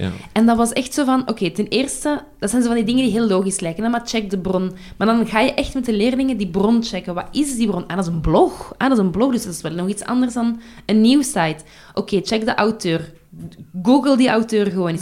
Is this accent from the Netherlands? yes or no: no; Brussels, Brussels-Capital Region, Belgium; ik kom van Brussel, hè, dus mijn, mijn kader is Brussel